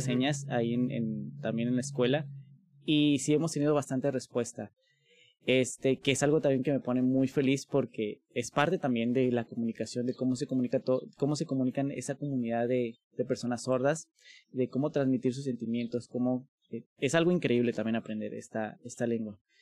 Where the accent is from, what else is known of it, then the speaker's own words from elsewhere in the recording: Mexico; como mexicanos